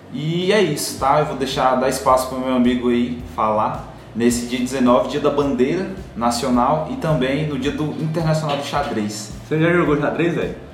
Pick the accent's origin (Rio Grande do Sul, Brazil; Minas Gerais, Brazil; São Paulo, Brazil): Rio Grande do Sul, Brazil; Então, cara, eu vim do Rio Grande do Sul, né? Sou gaúcho, sofri muito no Otomar por causa disso.